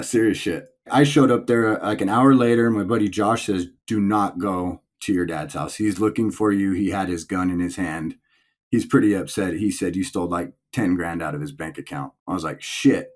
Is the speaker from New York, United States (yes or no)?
no; Palmdale, California, United States; also born or lived in Tehachapi, California; I was born and raised in Palmdale, California